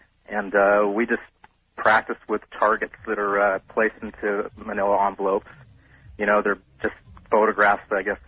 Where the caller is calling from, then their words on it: Los Angeles, California, United States; I'm calling from Los Angeles.